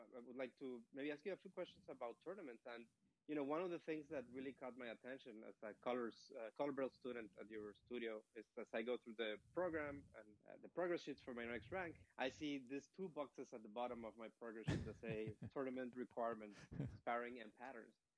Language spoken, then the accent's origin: English; Mexico; moved away as an adult; also born or lived in Stanford, California; now in Pleasanton, United States; I'm originally from Mexico